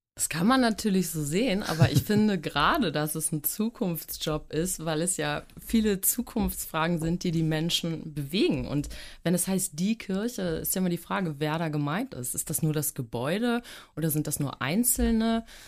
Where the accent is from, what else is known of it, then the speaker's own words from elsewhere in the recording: Hamburg, Germany; also born or lived in Glückstadt; Ich bin sogar geborene Hamburgerin